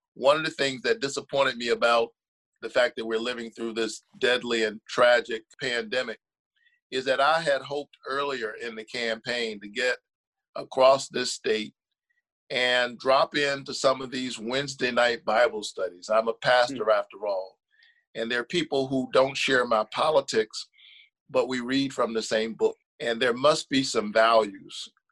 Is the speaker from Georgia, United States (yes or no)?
yes; Savannah, Georgia, United States; I'm from Savannah, you know, southeast part of the state.